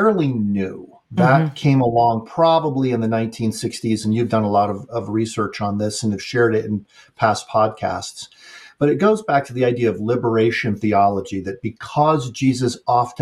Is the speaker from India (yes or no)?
no; United States; I'm speaking as an American